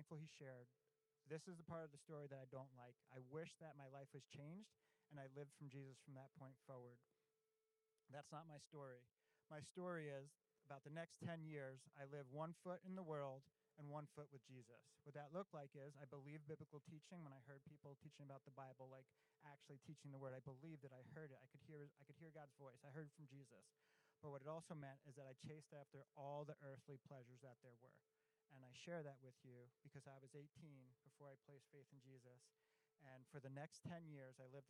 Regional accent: Long Island, New York, United States; I grew up in Long Island, New York

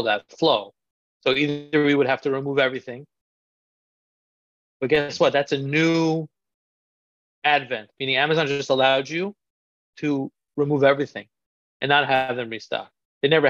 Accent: New York City, New York, United States; I grew up in Queens, New York, one of the boroughs of New York City

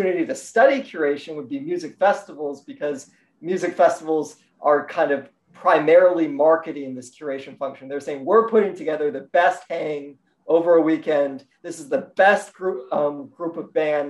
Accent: Albuquerque, New Mexico, United States; I grew up in Albuquerque, New Mexico

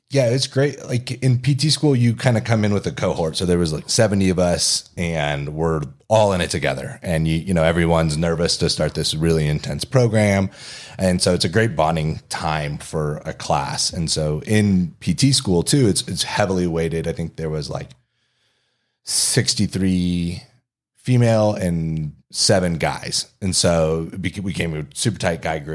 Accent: Kingman, Arizona, United States; moved away as an adult; also born or lived in Durham, North Carolina; now in Denver, United States; In a different part of Arizona, in a more rural part, Kingman, Arizona.

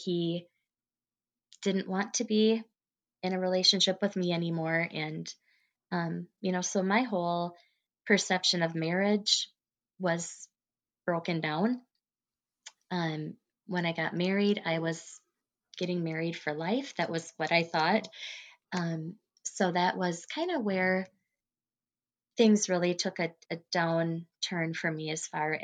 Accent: about 20 miles out of Chippewa Falls, Wisconsin, United States; I grew up about 20 miles out of Chippewa Falls, out in the country

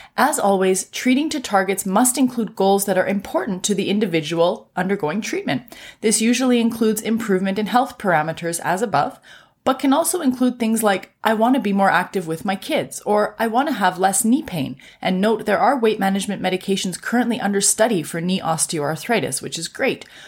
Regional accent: Canada; I'm a Canadian physician

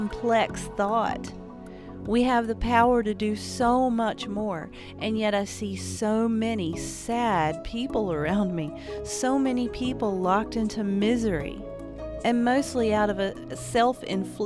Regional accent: Appalachia, United States; I'm an Appalachian artist living in the woods

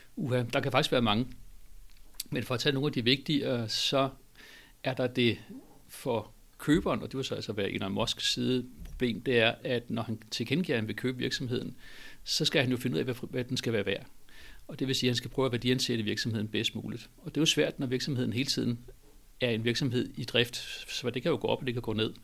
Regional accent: Denmark; som dansker

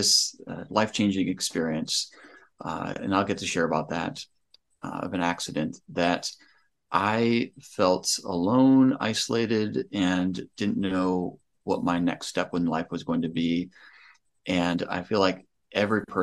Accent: Northwest Ohio, United States; I am from Northwest Ohio, small town

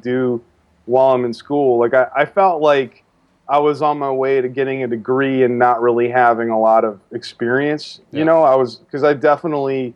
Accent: Maryland, United States; moved away; also born or lived in New York; I grew up in Maryland, so I went back home

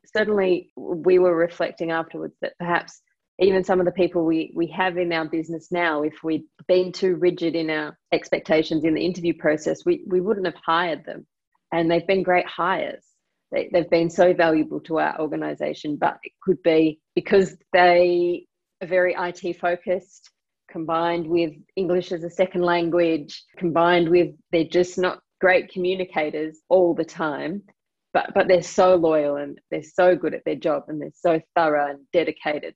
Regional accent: Australia; now in London, United Kingdom; I'm Australian

